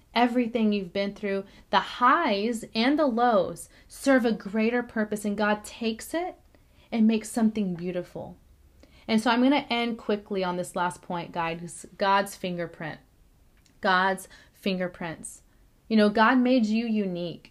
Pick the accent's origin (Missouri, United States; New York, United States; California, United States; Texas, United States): Texas, United States; Corpus Christi; moved away; I was born in Corpus Christi, Texas, right, um, in 1989